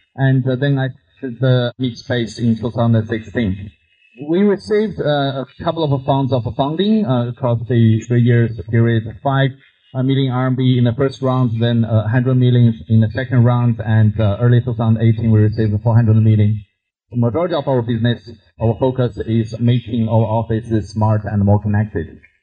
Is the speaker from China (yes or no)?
yes; China; English is a second language; moved away as an adult; I grew up in China